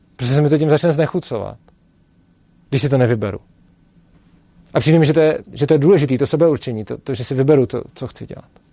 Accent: Prague, Czechia; já jsem z Prahy, ta škola je v Brně

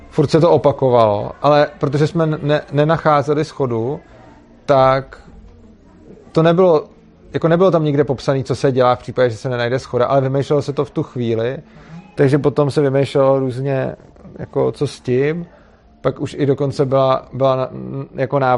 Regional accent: Prague, Czechia; tak já jsem tam, protože jsem byl z Prahy, tak jsem si to domluvil tak, že jsem tam přijel na několik dní

